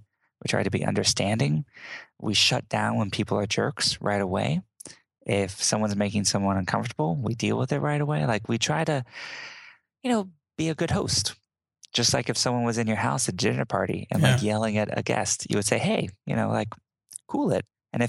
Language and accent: English; Southern United States, United States; Whether that's me growing up in the South and learning Southern charms or politeness or etiquette or things like that.